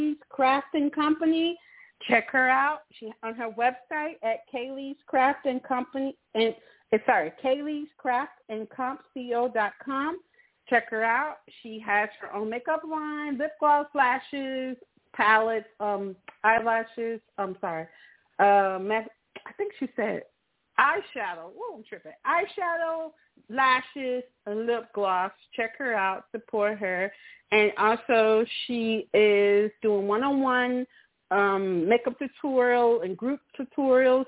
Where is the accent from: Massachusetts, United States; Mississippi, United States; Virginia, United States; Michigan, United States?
Mississippi, United States; now in Atlanta, United States; I'm originally from Mississippi.